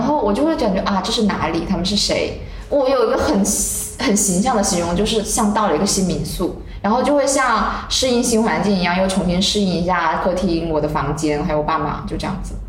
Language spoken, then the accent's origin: Chinese; Heyuan, Guangdong, China; also born or lived in Foshan; 因为我家是在佛山嘛，但是我老家是在河源。嗯。就是我觉得河源那个家是我的真正的家。然后我就会回去跟我奶奶待在一起